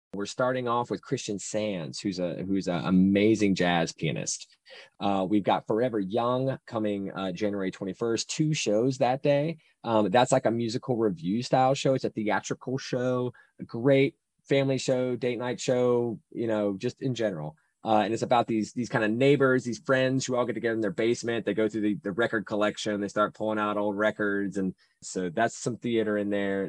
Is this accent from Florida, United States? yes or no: no; Salisbury, North Carolina, United States; Salisbury, North Carolina is my hometown